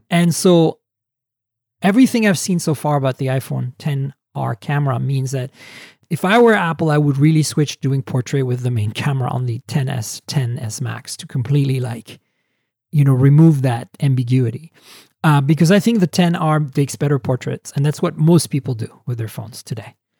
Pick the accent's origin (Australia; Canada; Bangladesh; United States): Canada; I am a Canadian